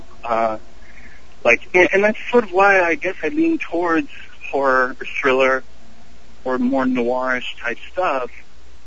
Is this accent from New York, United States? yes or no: no; Columbus, Ohio, United States; I'm actually from Columbus, Ohio